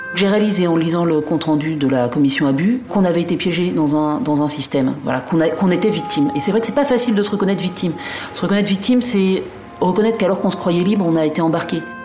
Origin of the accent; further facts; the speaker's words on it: Paris, Île-de-France, France; also born or lived in Alsace; now in Brittany, France; Moi, je suis une Parisienne, enfin, d'origine alsacienne, mais euh, j'habitais à Paris.